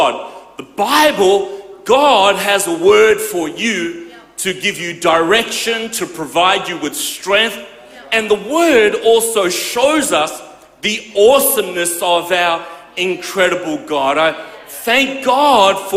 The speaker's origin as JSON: {"language": "English", "town": "Perth", "region": "Western Australia", "country": "Australia", "tie": "born or raised there", "said": "I grew up in Perth"}